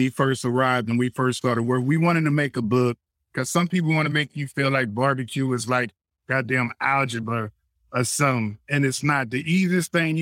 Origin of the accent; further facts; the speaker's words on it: Compton, California, United States; also born or lived in Corsicana, Texas; raised in Compton and being sent to Corsicana, Texas every summer